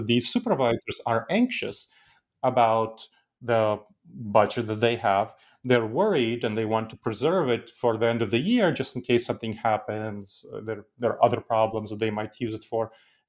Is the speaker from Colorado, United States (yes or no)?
no; New York City, New York, United States; English is a second language; I grew up in the United States, and I grew up in New York City, which is a cultural melting pot. And I heard people speaking tons and tons of different accents around me. And my parents taught me to be proud of my cultural heritage. So I kept my accent.